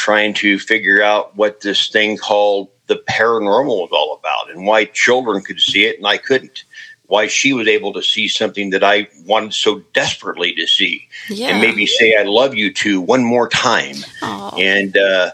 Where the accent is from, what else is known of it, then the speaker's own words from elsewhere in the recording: Ankeny, Iowa, United States; I returned back to my hometown of Ankeny